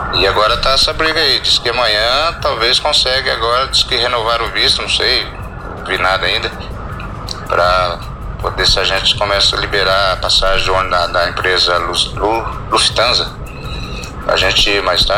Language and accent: Portuguese; São José dos Campos, São Paulo, Brazil; Eu sou de São José dos Campos mesmo, moro no bairro Paraíso do Sol, Zona Leste